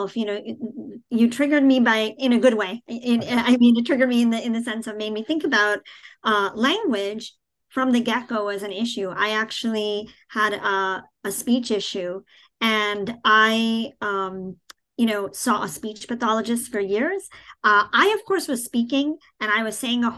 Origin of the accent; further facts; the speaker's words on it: New York City, New York, United States; moved away; also born or lived in New Jersey; I grew up in Queens, in New York City, in a very diverse, you know, I grew up in the most diverse county in the country